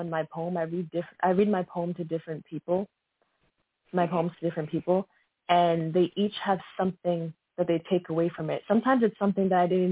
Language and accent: English; New York City, New York, United States; moved away as an adult; also born or lived in Brooklyn; now in Pennsylvania, United States; I am from New York, actually. New York City, born in Brooklyn, but now I'm actually living in Pennsylvania